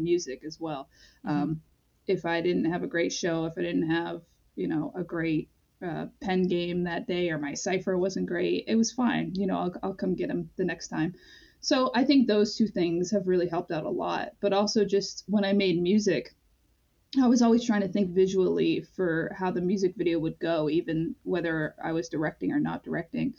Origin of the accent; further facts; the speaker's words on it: Pine Point, Maine, United States; I grew up in Pine Point, partly because my parents were divorced, but my dad lived there